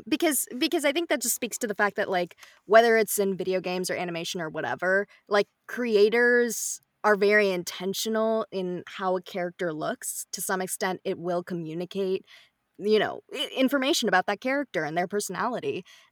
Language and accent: English; India; like, Indian, because I'm Indian in this, I'll probably start it.